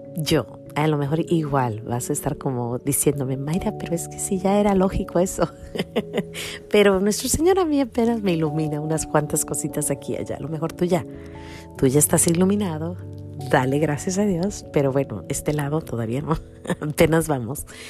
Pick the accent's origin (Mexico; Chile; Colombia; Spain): Mexico; moved away; una facilita que se daba mucho en mi pueblo